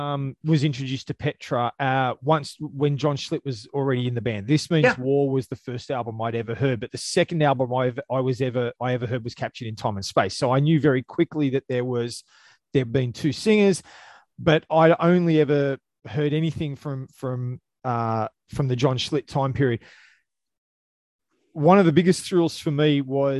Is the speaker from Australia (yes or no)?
yes; Australia; I'm an Aussie